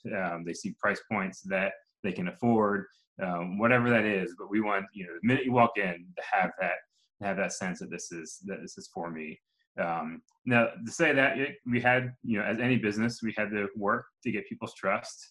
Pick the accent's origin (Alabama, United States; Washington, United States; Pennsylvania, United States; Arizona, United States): Pennsylvania, United States; just outside Philadelphia; moved away as an adult; now in Atlanta, United States; I'm from Pennsylvania, just outside Philadelphia. I grew up in a small town